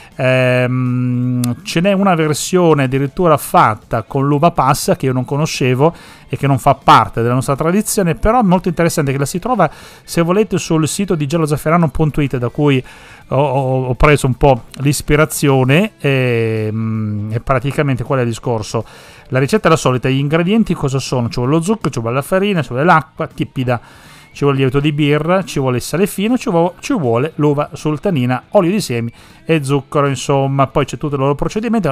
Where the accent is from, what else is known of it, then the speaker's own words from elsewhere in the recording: Sicily, Italy; now in Parma, Italy; per noi che siamo siciliani